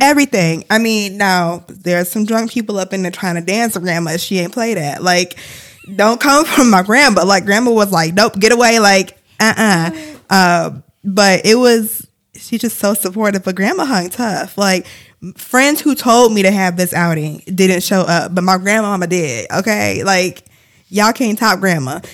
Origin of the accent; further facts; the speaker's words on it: Ann Arbor, Michigan, United States; my hometown where I grew up